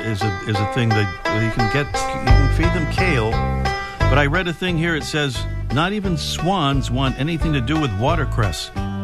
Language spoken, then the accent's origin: English; Rhode Island, United States; my home state of Rhode Island